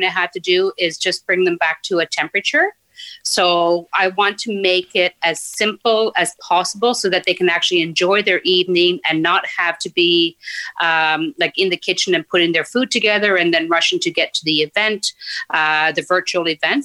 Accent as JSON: {"language": "English", "region": "Newfoundland and Labrador", "country": "Canada", "tie": "born or raised there", "also_born_or_lived": "Nain, Labrador", "moved": "as an adult", "lives_now": "Ottawa, Canada", "said": "I grew up there as a child, just until I was about seven years old, and then our family moved down to northern Newfoundland, uh, where I, you know, I was until I graduated high school"}